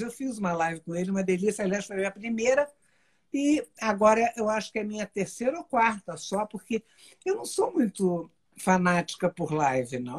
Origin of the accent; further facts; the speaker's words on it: Brazil; E nós e cinco nascemos no Brasil, minhas quatro irmãs e eu.